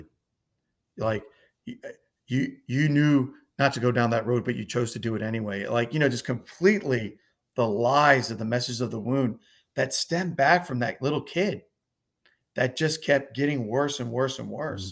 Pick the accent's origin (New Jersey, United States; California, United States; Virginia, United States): Virginia, United States; Northern; also born or lived in Nahariya, Israel; grew up, uh, in Northern Virginia